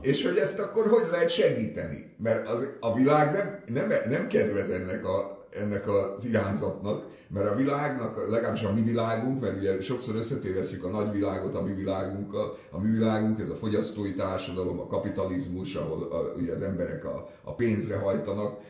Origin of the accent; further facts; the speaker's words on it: Budapest, Hungary; ott a Szent István körúton nőttem föl